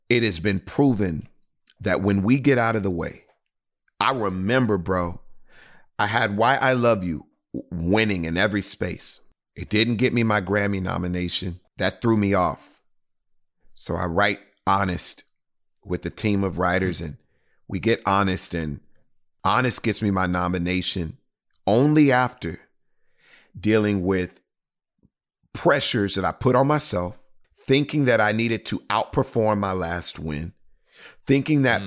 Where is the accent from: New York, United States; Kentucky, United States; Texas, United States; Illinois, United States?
Texas, United States; Houston; in the city of Houston, Texas, my hometown.